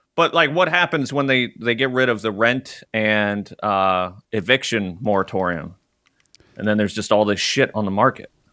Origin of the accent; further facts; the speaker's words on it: Arkansas, United States; moved away; I grew up in Arkansas